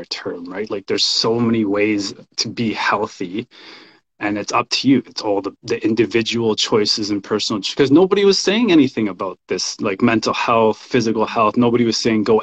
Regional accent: Canada; also born or lived in El Salvador; I was born in El Salvador. I grew up in Canada

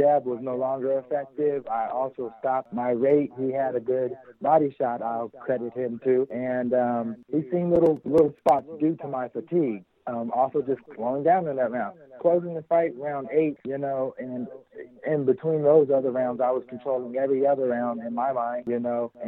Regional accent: Las Vegas, Nevada, United States; I'm from Las Vegas, the native of Las Vegas

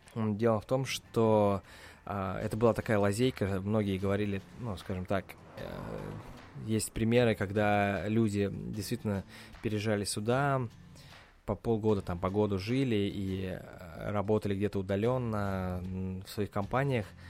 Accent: Russia; now in United States; я из России

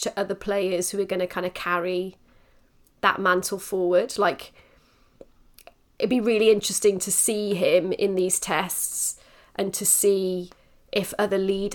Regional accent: Wales, United Kingdom; as Welsh women or as Welsh people, rugby is in our blood

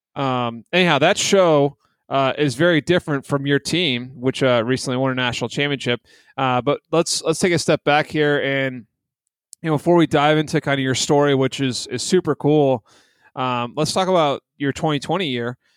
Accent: Fairfax County, DC area, Virginia, United States; DC area where I grew up in Fairfax County

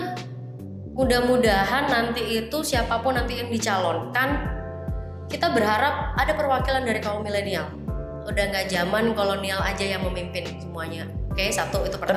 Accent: Surabaya, East Java, Indonesia; sebagai warga Surabaya

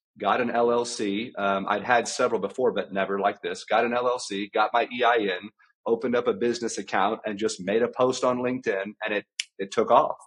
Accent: South Central Texas, United States; I grew up in South Central Texas. I grew up on a ranch.

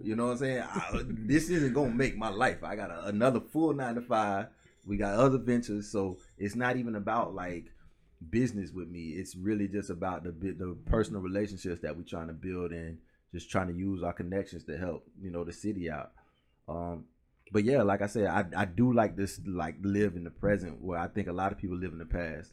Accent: Orlando, Florida, United States; also born or lived in Pine Hills; originally I'm from Orlando, so I was born on Mercy Drive in Orlando, which is, like, the project

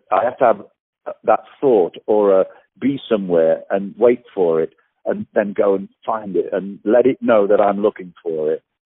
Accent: England, United Kingdom; moved away; also born or lived in Australia; I'm English

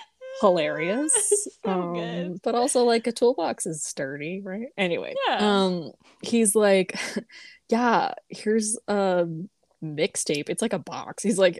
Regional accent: Colorado, United States; We're from Colorado.

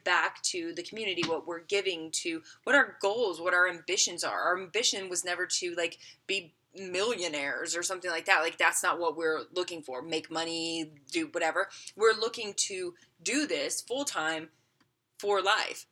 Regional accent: the South, United States; moved away; also born or lived in Las Vegas; I grew up in the South

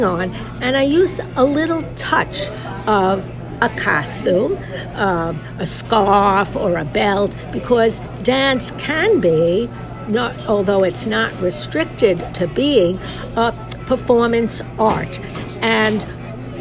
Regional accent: New York City, New York, United States; moved away as an adult; now in Israel; I grew up in New York City

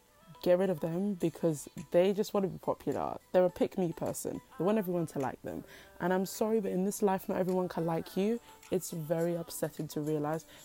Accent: United Kingdom; I'm British

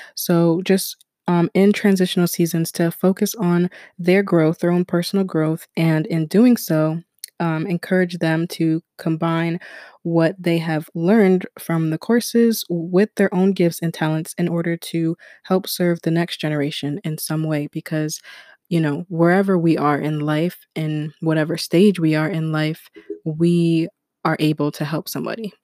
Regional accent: United States; also born or lived in Ghana; I was born in America

